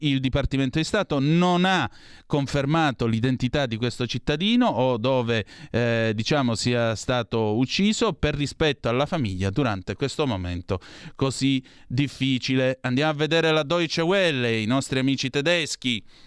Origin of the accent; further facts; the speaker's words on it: Southern Italy, Italy; io sono meridionale, non sono terrone